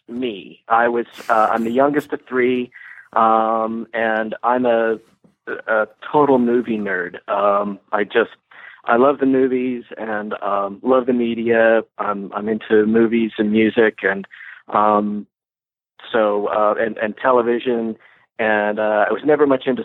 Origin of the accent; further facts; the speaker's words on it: Ogden, Utah, United States; also born or lived in Salt Lake City, Utah; I was born and raised in Ogden